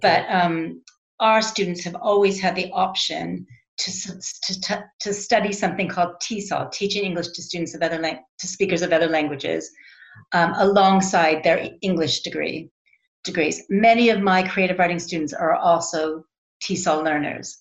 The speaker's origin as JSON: {"language": "English", "country": "United States", "moved": "yes", "said": "I'm American"}